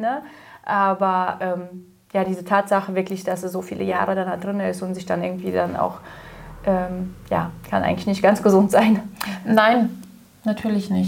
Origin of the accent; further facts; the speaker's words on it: Kazakhstan; now in Germany; ich bin ja in Kasachstan aufgewachsen